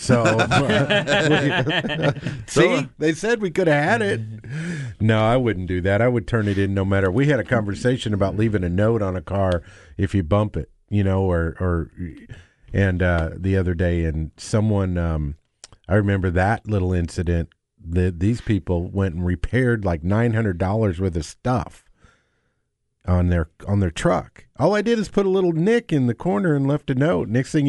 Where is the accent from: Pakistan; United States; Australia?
United States; Denver, Colorado; born there; Okay, I was born in Denver.